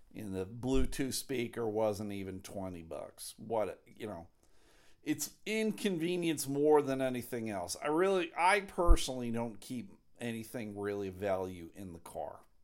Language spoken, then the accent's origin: English; Buffalo, New York, United States; the good old Buffalo Bills, my hometown heroes, the Buffalo Bills